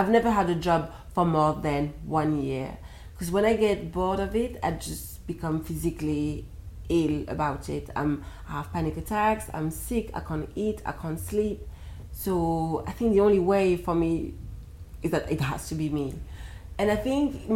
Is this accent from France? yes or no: yes; France; moved away; I was from France